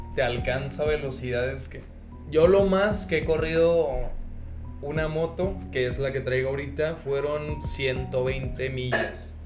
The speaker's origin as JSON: {"language": "Spanish", "town": "Ciudad Juárez", "region": "Chihuahua", "country": "Mexico", "said": "somos de Juárez"}